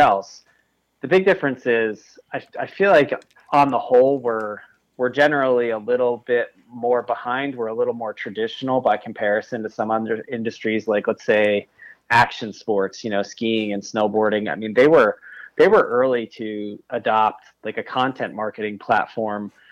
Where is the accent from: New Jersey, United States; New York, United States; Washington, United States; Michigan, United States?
New York, United States; I'm from New York State